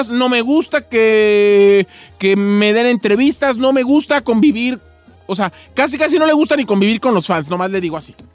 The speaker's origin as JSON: {"language": "Spanish", "region": "Michoacán", "country": "Mexico", "said": "yo soy michoacano, fíjese a mucha honra."}